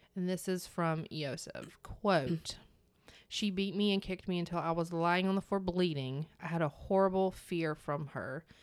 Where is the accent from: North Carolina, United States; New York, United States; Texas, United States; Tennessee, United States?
North Carolina, United States; I'm from North Carolina.